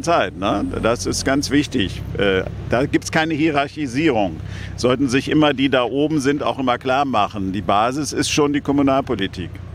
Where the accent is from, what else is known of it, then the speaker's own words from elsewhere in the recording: Germany; aber insgesamt auch als Deutscher